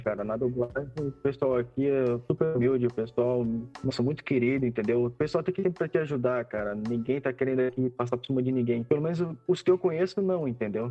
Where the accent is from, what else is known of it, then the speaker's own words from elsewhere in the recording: Florianópolis, Santa Catarina, Brazil; moved away as an adult; now in São Paulo, Brazil; eu sou de Florianópolis, Santa Catarina, e para me, me tornar dublador eu tive que me mudar para São Paulo